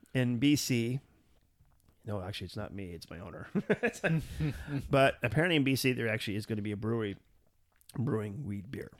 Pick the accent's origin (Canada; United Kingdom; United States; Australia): Canada; we're a Canadian